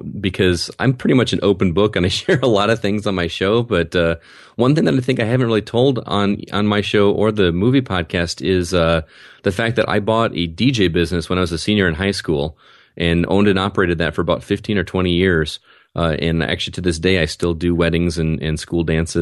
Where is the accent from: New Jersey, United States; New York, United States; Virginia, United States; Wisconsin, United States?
Wisconsin, United States; now in Rockford, United States; I grew up in Wisconsin, and living in Bear Country